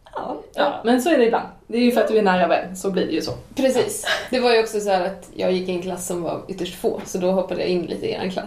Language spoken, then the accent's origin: Swedish; Åland Islands; moved away as an adult; now in Sweden; jag är uppväxt på Åland